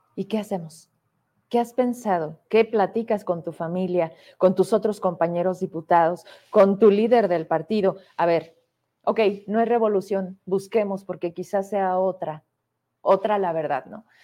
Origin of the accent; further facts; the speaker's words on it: Fresnillo, Zacatecas, Mexico; me ubican de la calle Hidalgo, de enfrente de la Potosina, porque ahí crecí, porque soy de Fresnillo